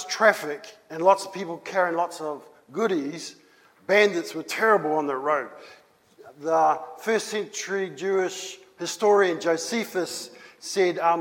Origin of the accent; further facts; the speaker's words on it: New Zealand; Moi, je viens de Nouvelle-Zélande. Me, I come from New Zealand.